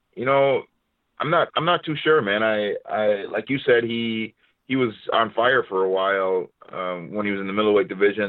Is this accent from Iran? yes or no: no; Minneapolis, Minnesota, United States; here in Minneapolis, in my hometown